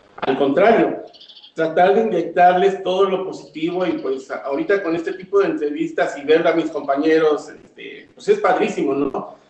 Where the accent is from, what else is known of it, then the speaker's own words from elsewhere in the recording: Zacatelco, Tlaxcala, Mexico; Yo, yo no soy del estado de Puebla, yo soy de Tlaxcala, Zacatelco, Tlaxcala.